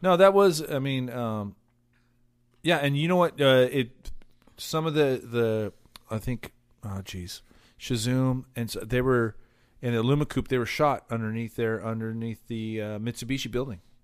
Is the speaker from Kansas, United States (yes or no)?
no; Cypress, California, United States; also born or lived in Buena Park; I grew up in the Cypress Bonaparte area.